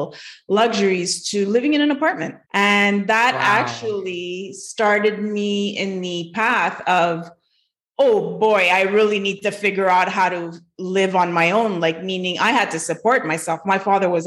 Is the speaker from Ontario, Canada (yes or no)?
no; Montreal, Quebec, Canada; I'm from Montreal, Quebec